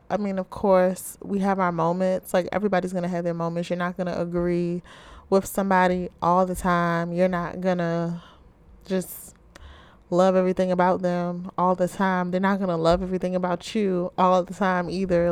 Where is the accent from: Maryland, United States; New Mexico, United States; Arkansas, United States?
Maryland, United States; Baltimore; I'm from the Charm City, Ravens Nation, or as many of you may call it, Be More, Baltimore, Maryland.